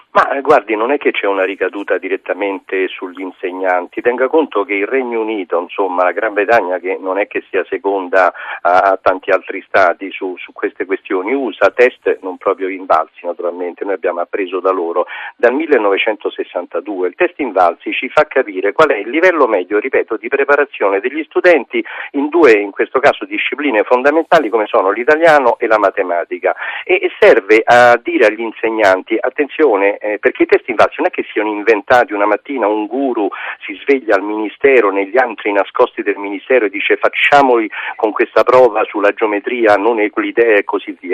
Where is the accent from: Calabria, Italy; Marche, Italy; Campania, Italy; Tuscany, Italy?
Campania, Italy; Naples; now in Rome, Italy; io sono napoletano di, orig- di origine